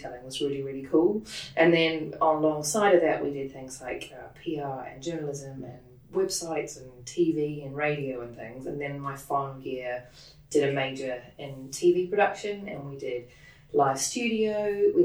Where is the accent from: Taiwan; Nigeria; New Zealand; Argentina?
New Zealand; moved away as an adult; now in United Kingdom; So I grew up in New Zealand, I was born in New Zealand and grew up there.